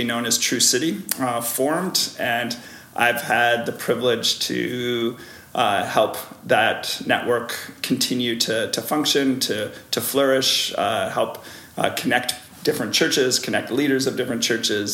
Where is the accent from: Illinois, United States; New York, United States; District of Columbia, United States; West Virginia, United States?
Illinois, United States; Chicago; moved away as an adult; now in Hamilton, Canada; I am originally from Chicago area, but married a Canadian from this area